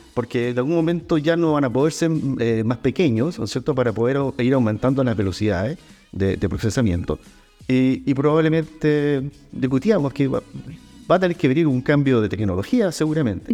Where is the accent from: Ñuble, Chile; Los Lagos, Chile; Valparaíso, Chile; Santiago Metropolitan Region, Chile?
Los Lagos, Chile; Calbuco; also born or lived in Puerto Montt; Soy de Calbuco, criado en Calbuco, aunque nací en Puerto Montt